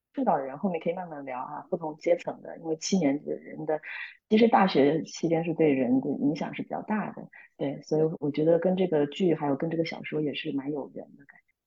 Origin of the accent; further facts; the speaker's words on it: Fuzhou, Fujian, China; moved away as an adult; also born or lived in Huangshi, Hubei / Shanghai; now in United States; 父母就是那时候就调动回我父亲的老家，就是在福建福州